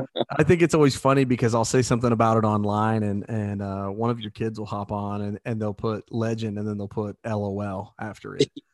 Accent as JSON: {"language": "English", "region": "Southeast Indiana", "country": "United States", "tie": "born or raised there", "said": "we grew up in Southeast Indiana"}